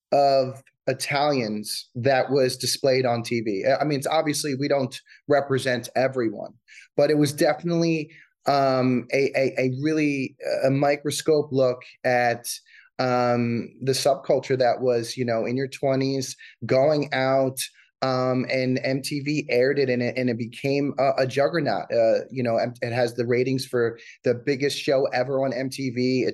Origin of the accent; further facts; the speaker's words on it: New Jersey, United States; also born or lived in Staten Island; Yeah, I was born in Staten Island and I moved to New Jersey when I was 7 years old.